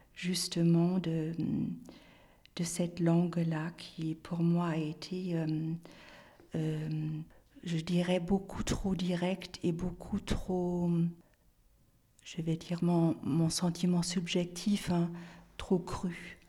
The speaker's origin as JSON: {"language": "French", "region": "Bremen", "country": "Germany", "tie": "born or raised there", "also_born_or_lived": "Nantes", "first_language": "German", "second_language": "French", "moved": "as an adult", "said": "j'avais déjà passé des examens à l'Institut français de, de, Brême, donc de ma ville natale"}